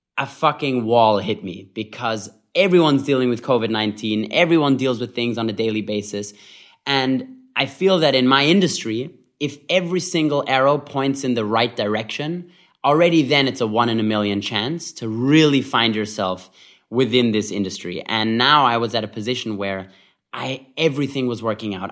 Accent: Vienna, Austria; moved away; I grew up in Vienna, Austria

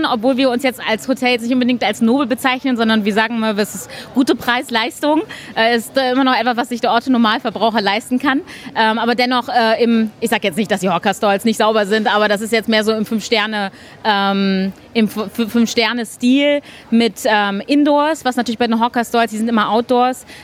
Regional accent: Germany; moved away as an adult; now in Singapore; Äh, hallo … Ich komme ursprünglich auch aus Deutschland, ähm, aber bin vor ungefähr zweieinhalb Jahren nach Singapur gezogen

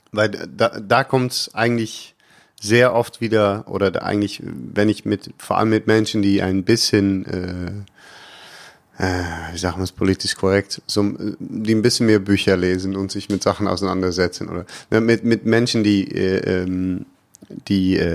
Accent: Netherlands; Ich weiß nicht, ob ich da als Holländer so viel besser ankomme.

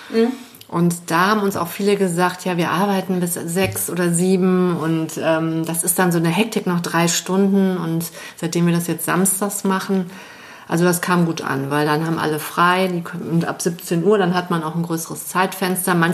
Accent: Düsseldorf, North Rhine-Westphalia, Germany; born there; now in Cologne, Germany; Also ich muss ja gestehen, ich bin Düsseldorferin, geborene. Und ich bin wegen der Liebe nach Nippes

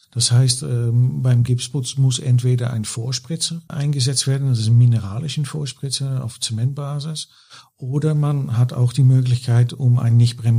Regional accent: Netherlands; German is a second language; moved away as an adult; now in Germany; die hören aber bestimmt gleich, dass ich äh, kein gebürtiger Deutscher bin. Ich bin Holländer, war auch äh, bei Knauf in Holland tätig, acht Jahren.

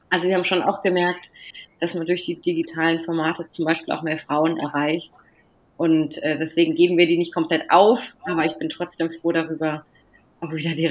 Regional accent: Neuenburg am Rhein, Baden-Württemberg, Germany; komme ursprünglich aus dem Südbadischen, bin groß geworden in Neuenburg am Rhein, in Freiburg zur Schule gegangen

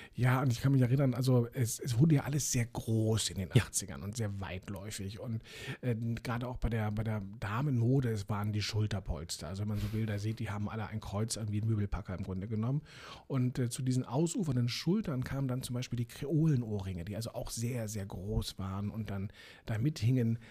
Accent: Berlin, Germany; Ich bin ja in Eichkamp dann aufgewachsen

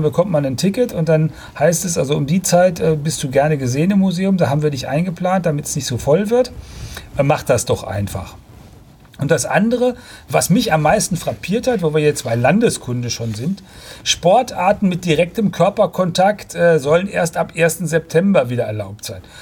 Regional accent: Germany; wir als Deutsche

